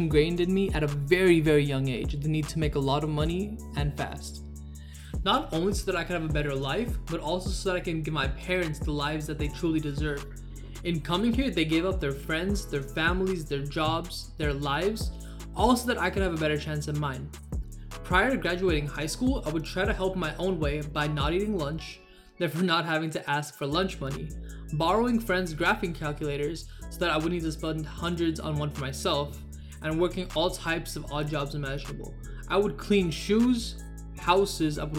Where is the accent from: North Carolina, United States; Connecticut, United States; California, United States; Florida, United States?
California, United States; Southern; I'm from SoCal.